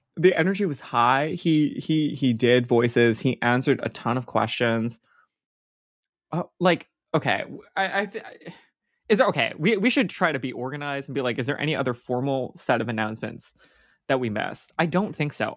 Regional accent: Hawaii, United States; growing up in Hawaii and not on the continent

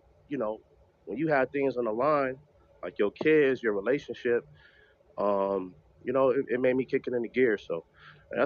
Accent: New York, United States; I'm from New York

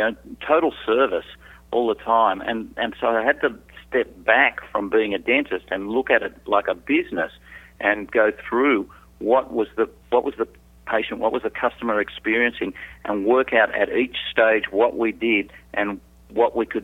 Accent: Sydney, New South Wales, Australia; also born or lived in Southeast Asia; I'm from Sydney, Australia. I was born, I like to say I was made in Australia, but I was born overseas, lived my first 2 years in Southeast Asia.

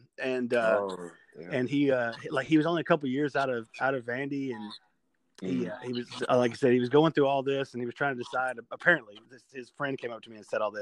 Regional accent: Nashville, Tennessee, United States; I'm from Nashville area.

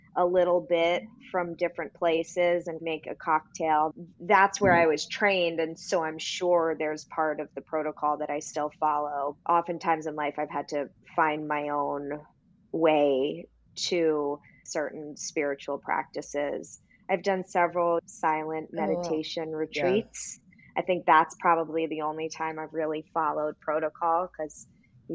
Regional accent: Greenwich, Connecticut, United States; also born or lived in Manhattan, New York; now in Brooklyn, United States; I was born in Manhattan and I grew up in Greenwich, Connecticut

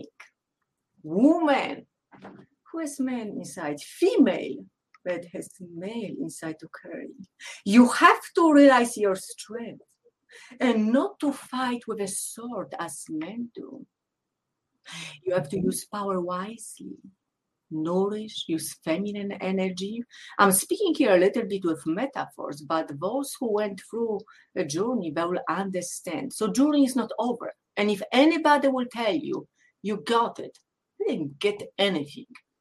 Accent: Poland; English is a second language; moved away as an adult; growing up in Poland, I was selected very young in my life to be so-called athlete nerd

